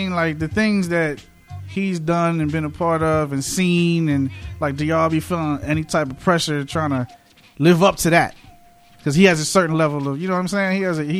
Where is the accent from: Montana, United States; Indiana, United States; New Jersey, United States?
New Jersey, United States; I'm I'm from South Jersey side of the bridge